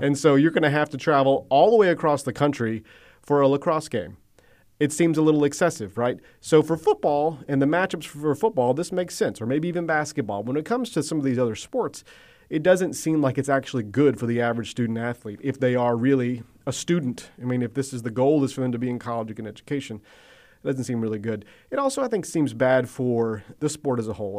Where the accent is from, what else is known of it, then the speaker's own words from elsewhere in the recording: Athens, Georgia, United States; I grew up around Athens, Georgia